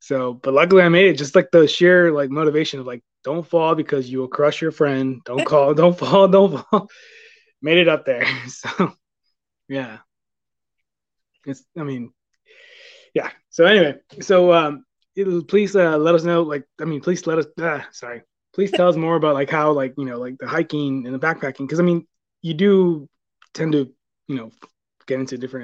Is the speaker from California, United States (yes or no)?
yes; Southern California, United States; now in Texas, United States; I grew up in Southern California